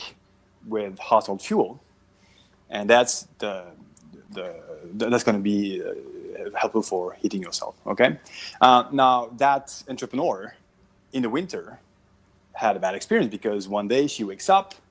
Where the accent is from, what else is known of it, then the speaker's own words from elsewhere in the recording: Belgium; moved away as an adult; now in Southern California, United States; I'm from Belgium originally